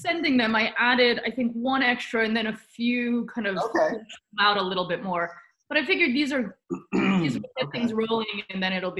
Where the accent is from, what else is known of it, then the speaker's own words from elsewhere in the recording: United States; first language Romanian; English is a second language; Romanian was my first language, but I grew up in the States.